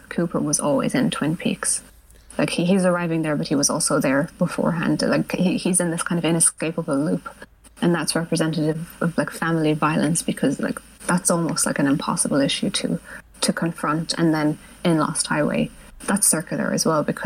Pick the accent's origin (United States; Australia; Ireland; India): Ireland; also born or lived in United Kingdom; they moved me here when I was 5